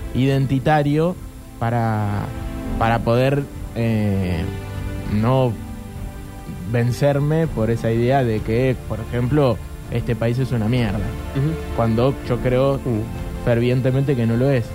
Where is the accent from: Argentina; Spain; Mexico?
Argentina; yo soy argentino, porque nací acá